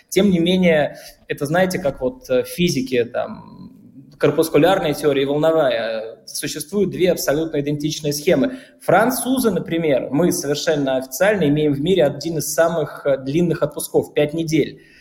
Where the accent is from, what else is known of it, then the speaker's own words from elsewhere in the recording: Bashkortostan, Russia; now in France; я натурализованный француз, да, я башкир по первому своему рождению